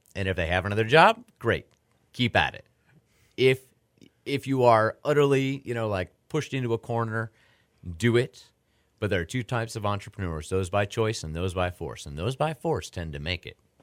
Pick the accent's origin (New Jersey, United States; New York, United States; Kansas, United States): New York, United States; now in Houston, United States; growing up in New York, uh, seeing the hot dog guys in Buffalo and seeing New York City